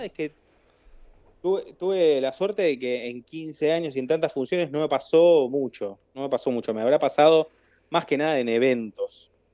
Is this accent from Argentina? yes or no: yes; Argentina; moved away as an adult; now in Barcelona, Spain; como argentino